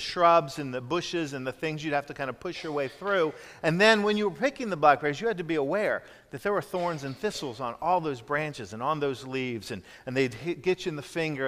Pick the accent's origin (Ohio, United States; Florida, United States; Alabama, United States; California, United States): Florida, United States; Jacksonville; When I was a kid growing up in Jacksonville, Florida